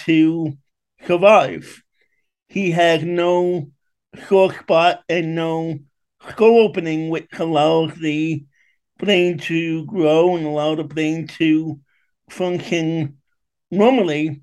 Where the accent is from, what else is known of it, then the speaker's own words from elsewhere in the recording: New York City, New York, United States; moved away as an adult; also born or lived in Westchester, Pennsylvania; now in West Chester, United States; I originally was born and raised in Queens, New York.